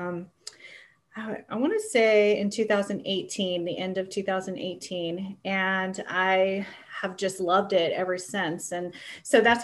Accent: Ohio, United States; moved away as an adult; also born or lived in California; I grew up in Ohio

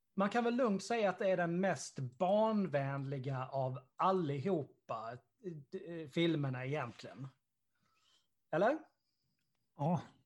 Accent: Karlshamn, Blekinge, Sweden; den lilla stan där jag kommer ifrån

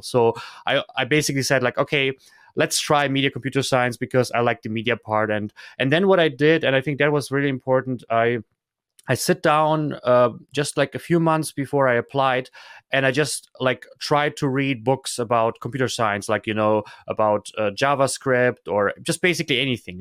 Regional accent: Germany; also born or lived in Kazakhstan; I grew up in Germany

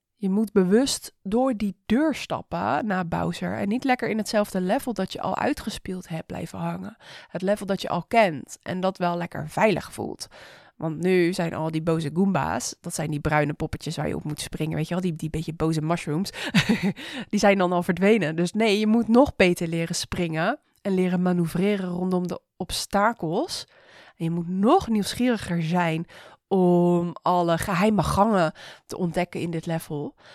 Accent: Rotterdam, South Holland, Netherlands; ik ben een Rotterdammer

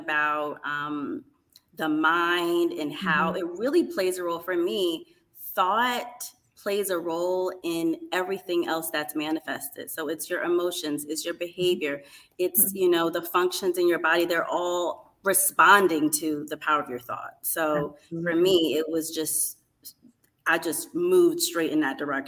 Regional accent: East Orange, New Jersey, United States; growing up in East Orange

